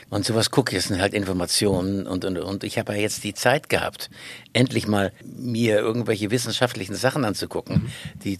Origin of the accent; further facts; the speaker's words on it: Nauen, Brandenburg, Germany; now in Schleswig-Holstein, Germany; Ich bin eigentlich in Nauen geboren. Da hat er zufällig noch einen Kreissaal aufgetan. War er der Geburtshelfer. Meine Mutter hat ordentlich mitgespielt. Und so bin ich hier aufgewachsen in, in, und dann aus Berlin raus nach Schleswig-Holstein.